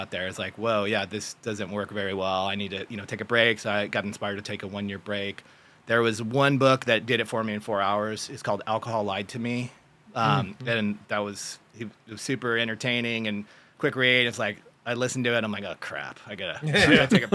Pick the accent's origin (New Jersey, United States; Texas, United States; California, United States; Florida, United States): California, United States; San Jose; also born or lived in San Luis Obispo, California; from Silicon Valley, like Sunnyvale, San Jose area, and real active with sports. Played water polo, soccer, and tennis in high school.